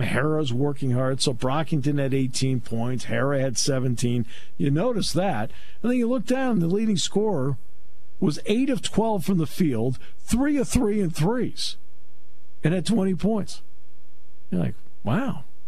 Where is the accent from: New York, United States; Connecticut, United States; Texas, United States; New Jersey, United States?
Connecticut, United States; moved away; I grew up in Connecticut